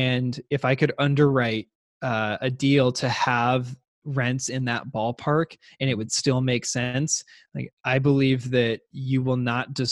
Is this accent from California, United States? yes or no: no; Seattle, Washington, United States; I grew up in Seattle